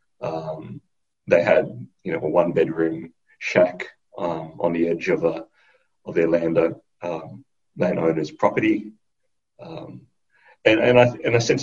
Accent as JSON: {"language": "English", "town": "Sydney", "region": "New South Wales", "country": "Australia", "tie": "born or raised there", "said": "I was born in Western Sydney"}